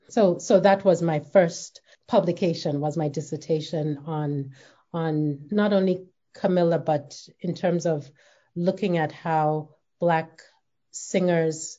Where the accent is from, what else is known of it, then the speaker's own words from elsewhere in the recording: Nigeria; moved away as an adult; now in United States; I grew up in Nigeria